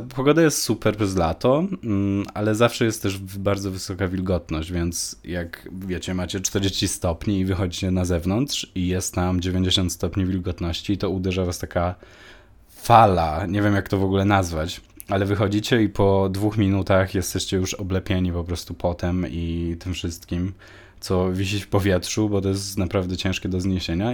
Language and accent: Polish; Poland; moved away; also born or lived in Malta; wróciłem do Polski